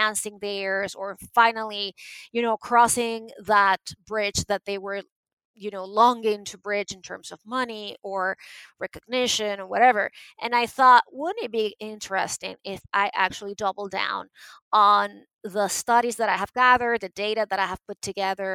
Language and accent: English; Venezuela; moved away; I was born and raised in Venezuela